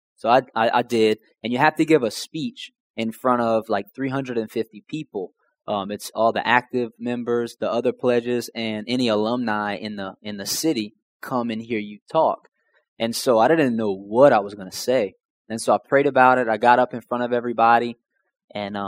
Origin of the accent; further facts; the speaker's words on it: Houma, Louisiana, United States; growing up, I was from Houma, Louisiana.